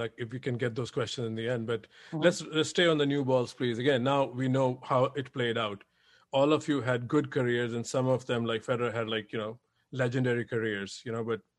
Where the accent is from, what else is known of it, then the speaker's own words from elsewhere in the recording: India; moved away; I come from India